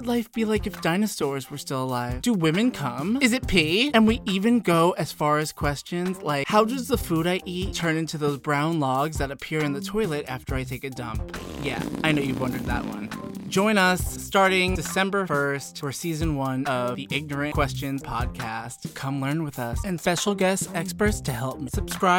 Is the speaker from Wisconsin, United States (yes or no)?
no; New York City, New York, United States; I'm a comedian from New York City and host of the Celebrity Tea Podcast.